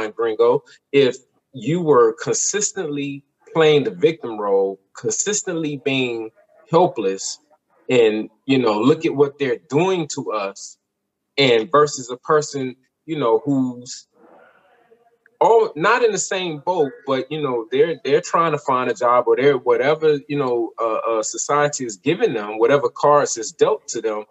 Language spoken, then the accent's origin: English; United States; I'm from America. I was born here. I was raised here